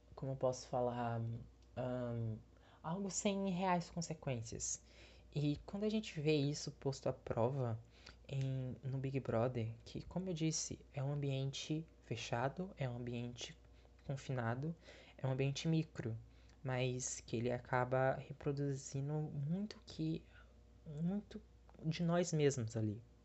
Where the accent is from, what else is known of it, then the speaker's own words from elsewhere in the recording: Bahia, Brazil; eu sou da Bahia, eu sou nordestino